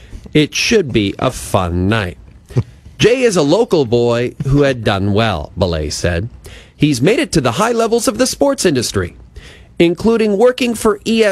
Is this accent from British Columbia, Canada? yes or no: no; Athabasca, Alberta, Canada; Guys, can I mention something really quick? I'm going to my hometown of Athabasca this